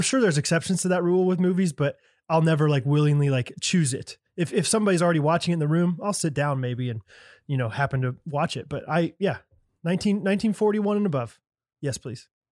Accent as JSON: {"language": "English", "region": "Midwest", "country": "United States", "said": "I'm from the Midwest"}